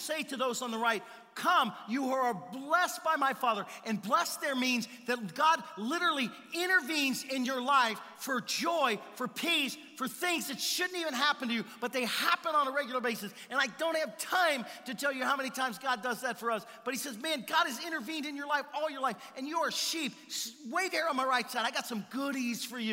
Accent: the South, United States; now in Simi Valley, United States; we're from the South

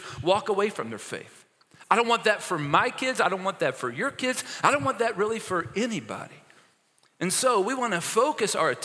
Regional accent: Maysville, Kentucky, United States; moved away; the hospital in my hometown, Maysville, Kentucky

